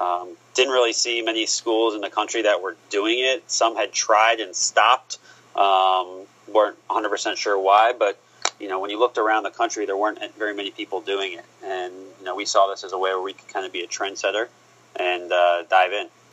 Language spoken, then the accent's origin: English; Columbus, Ohio, United States; moved away; also born or lived in Florida; I was born in Columbus, Ohio